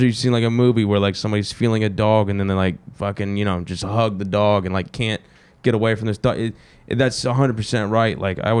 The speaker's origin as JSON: {"language": "English", "region": "the South", "country": "United States", "tie": "born or raised there", "also_born_or_lived": "New Jersey / Pennsylvania", "said": "I'm actually the only person in my whole family to be born in the South. I come from a northern family."}